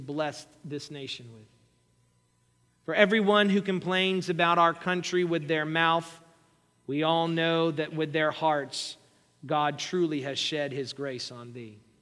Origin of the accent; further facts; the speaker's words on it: United States; we, as American Christians